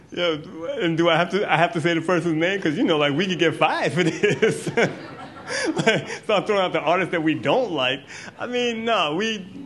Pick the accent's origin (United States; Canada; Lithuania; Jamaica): Jamaica; I'm Jamaican. I'm clearly really proud of being Jamaican.